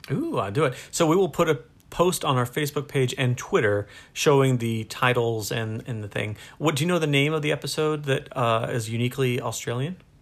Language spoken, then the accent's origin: English; United States; I'm American